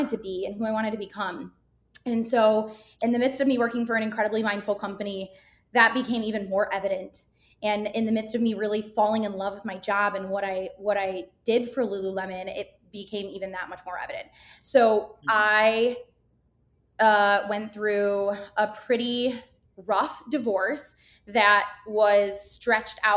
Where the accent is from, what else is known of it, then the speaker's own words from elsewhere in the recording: Grand Rapids, Michigan, United States; moved away as an adult; now in Chicago, United States; I'm born and raised in Grand Rapids, Michigan, and I moved to Chicago about a little over 5 years ago.